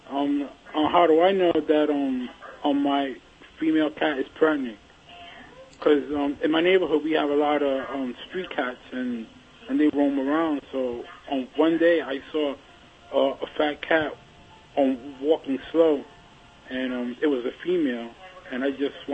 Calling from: Reading, Pennsylvania, United States; Reading, PA.

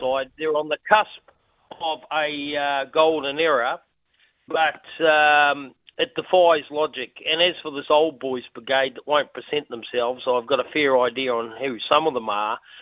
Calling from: Australia; I'm ringing from Australia

